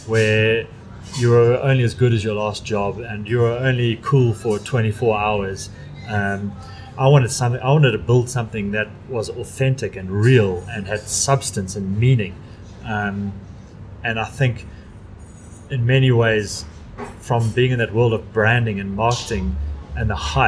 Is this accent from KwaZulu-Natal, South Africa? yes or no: yes; Durban, KwaZulu-Natal, South Africa; I'm from Durban